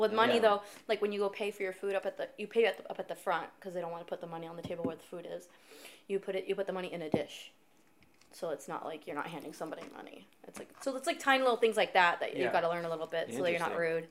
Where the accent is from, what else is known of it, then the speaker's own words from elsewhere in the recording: United States; I'm not from Canada. I'm from America.